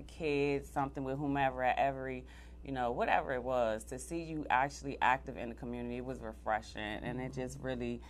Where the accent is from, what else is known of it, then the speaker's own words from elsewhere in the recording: Washington, District of Columbia, United States; I am born and raised in Washington, D.C., a native from Ward 8, Southeast D.C.